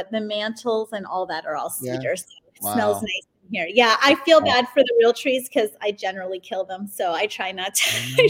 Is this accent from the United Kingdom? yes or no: no; Windsor, Ontario, Canada; now in United States; So I was born and raised in Windsor, Ontario, Canada, which is a small city, basically just across the creek, we call it, from Detroit, Michigan. So I always have had sort of an American influence, honestly, on our upbringing, coming from that border city.